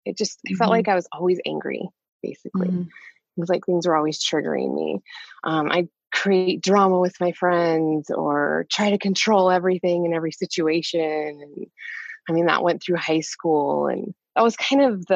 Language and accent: English; Montana, United States; I grew up in Montana